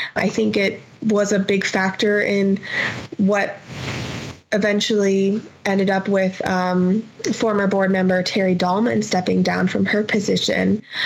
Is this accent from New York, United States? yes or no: no; Phoenix, Arizona, United States; moved away as an adult; now in Las Cruces, United States; growing up in Phoenix, there's always mountains all around you